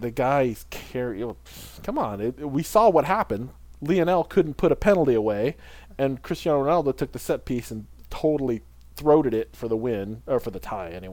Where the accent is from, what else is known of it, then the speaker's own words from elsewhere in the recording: United States; as an American